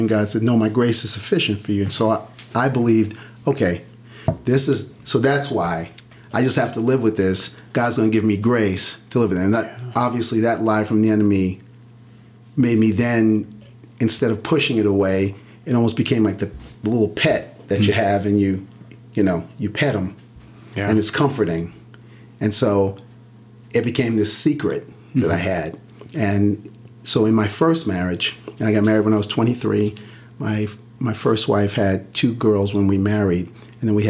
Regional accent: Central Islip, New York, United States; We grew up on Long Island, in the middle of Long Island, middle of Suffolk County, a town called Central Islip

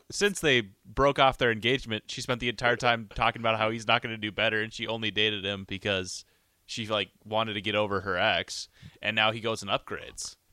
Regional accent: Montana, United States; I'm from Montana

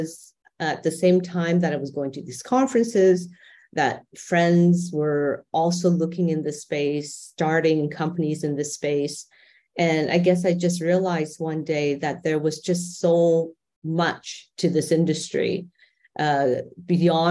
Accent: Canada; moved away as an adult; now in Dubai, United Arab Emirates; I'm Canadian and my husband and I have been expats for quite a long time.

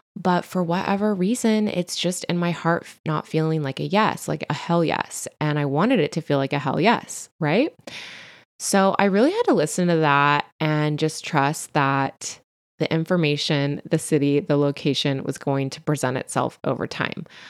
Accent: Central Coast, California, United States; accent: Valley Girl; also born or lived in Santa Ana, California / Los Angeles / Bay Area; my family and I lived in L A till I was four. until we relocated to the Central Coast

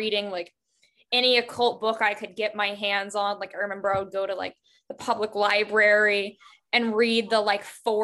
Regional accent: Appalachia, United States; And I grew up in Appalachia, that's where I'm originally from.

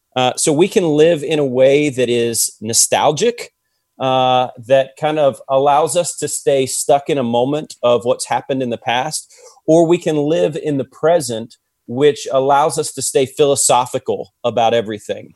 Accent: Ohio, United States; I'm from Ohio

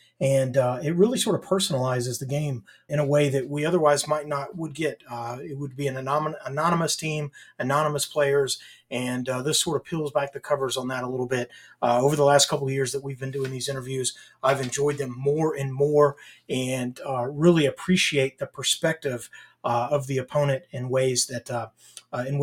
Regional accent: Nashville, Tennessee, United States; I'm from the Nashville area

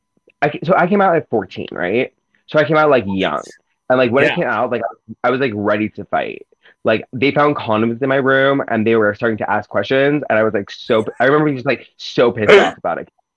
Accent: Seattle, Washington, United States; I grew up in, like I guess you could say, like, the bougie area of Seattle

